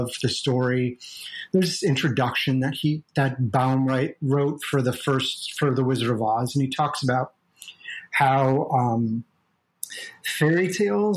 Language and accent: English; Ohio, United States; my library in my small town where I grew up in Ohio